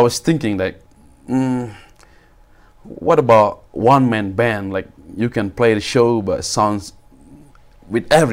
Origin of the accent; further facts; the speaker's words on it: Bali, Indonesia; moved away; I was born in Bali, back in Indonesia. It's a huge country, a small island, beautiful island called Bali.